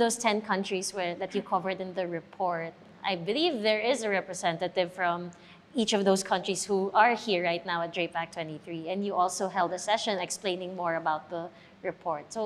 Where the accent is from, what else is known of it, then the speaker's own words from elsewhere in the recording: Philippines; I'm from the Philippines